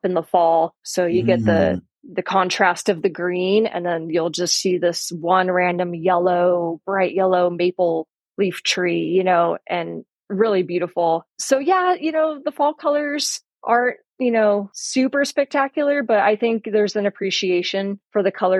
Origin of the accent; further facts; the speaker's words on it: northern LA County, Southern California, United States; moved away as an adult; also born or lived in Utah; now in Mendocino County, United States; Growing up in the high desert in Southern California